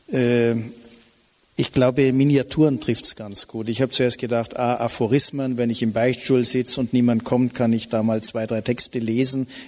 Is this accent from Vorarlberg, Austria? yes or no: yes; Bregenz, Vorarlberg, Austria; also born or lived in Innsbruck; Ich bin natürlich auch mit Engeln aufgewachsen bei Sacré-Cœur-Schwestern in Bregenz, die mich behüten und so weiter.